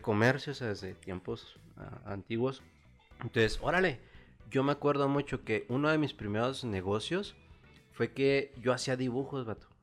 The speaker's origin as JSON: {"language": "Spanish", "region": "Chihuahua", "country": "Mexico", "tie": "born or raised there", "also_born_or_lived": "State of Mexico / Nayarit", "said": "llegamos aquí a la ciudad de Chihuahua, yo empezando lo que viene siendo la primaria, a los seis años. Entonces, prácticamente aquí en Chihuahua yo tengo desde los seis años, pues, toda mi vida. Realmente, pues ya crecido aquí"}